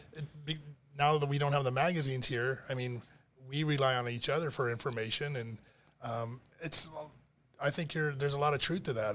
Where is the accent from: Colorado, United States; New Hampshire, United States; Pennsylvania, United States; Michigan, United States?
Michigan, United States; Detroit; moved away as an adult; also born or lived in Monroe, Michigan / Rochester, Michigan / Troy, Michigan / Auburn Hills, Michigan; now in Florida, United States; when I grew up in Detroit